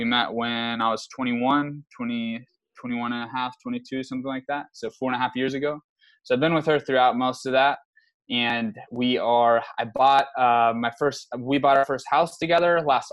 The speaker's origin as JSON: {"language": "English", "town": "San Antonio", "region": "Texas", "country": "United States", "also_born_or_lived": "Lubbock, Texas", "said": "I'm from San Antonio originally"}